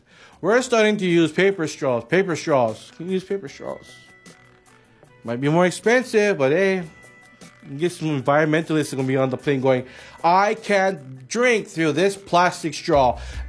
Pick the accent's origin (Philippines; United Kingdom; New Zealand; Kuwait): Philippines; I'm Filipino. I know these things.